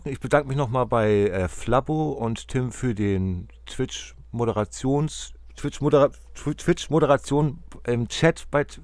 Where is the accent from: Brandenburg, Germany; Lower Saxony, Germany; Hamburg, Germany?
Hamburg, Germany; der ist Werder-Fan, ich bin Hamburger